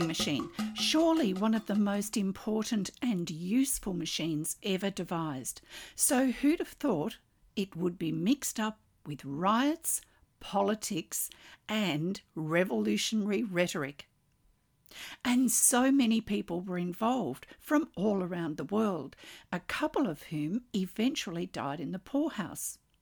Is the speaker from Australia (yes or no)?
yes; Australia; I'm an Australian textile artist